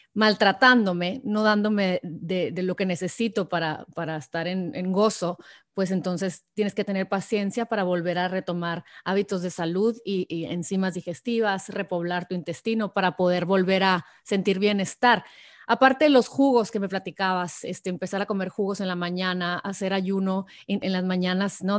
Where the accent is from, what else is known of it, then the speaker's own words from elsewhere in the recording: Sonora, Mexico; tú y yo que somos sonorenses